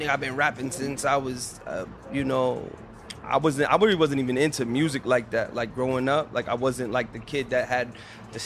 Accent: Boston, Massachusetts, United States; I'm from the South End

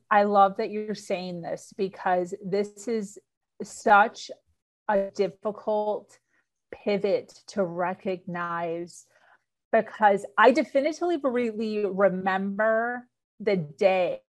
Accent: suburbs of Chicago, Illinois, United States; now in Florida, United States; born and raised in Illinois, suburbs of Chicago

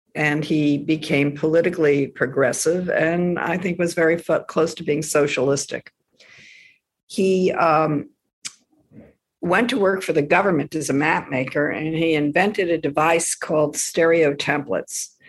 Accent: Washington, District of Columbia, United States; also born or lived in Silver Spring, Maryland; Where we grew up in Washington, D.C., everybody was a government worker

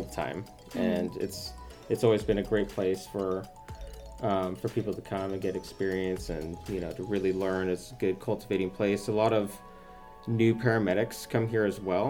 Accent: Portland, Oregon, United States; also born or lived in Eugene, Oregon; I grew up in around the Portland area

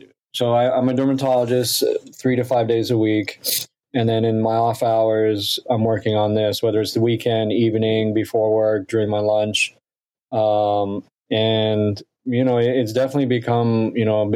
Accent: Australia; moved away; I grew up in Australia where chicken salt is a big phenomenon there

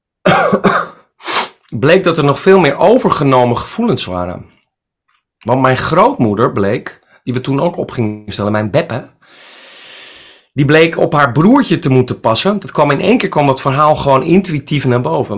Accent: Friesland, Netherlands; now in Amsterdam, Netherlands; Ik kom uit Friesland. Ik bedoel, ik ben een Friese jongen

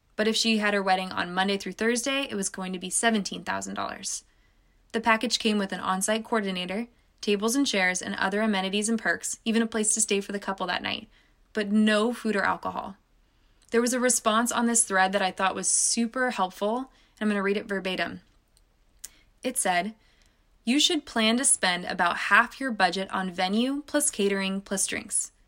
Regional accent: California, United States; California, my home state

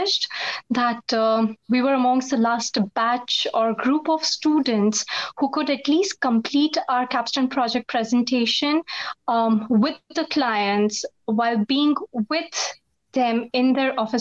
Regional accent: India; also born or lived in United States; I'm back to my country after pursuing my master's from the States

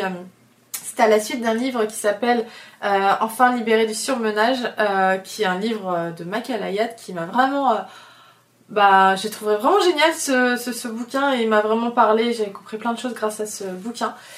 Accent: Oléron, Nouvelle-Aquitaine, France; now in Paris, France; je suis très bien entourée à Oléron, parce que c'est de là d'où je viens et que vraiment c'est mes racines et que j'ai des potes depuis toujours là-bas

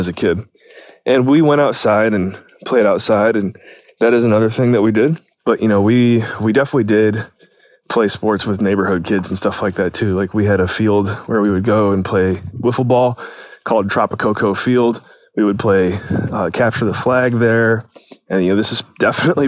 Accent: Painesville, Ohio, United States; growing up in Painesville, great, great experience

